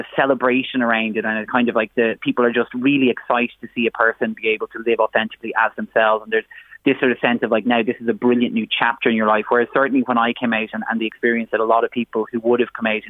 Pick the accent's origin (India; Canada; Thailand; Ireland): Ireland; now in Dublin, Ireland; a queer person growing up in Ireland, having grown up kind of in a rural community, moving into Dublin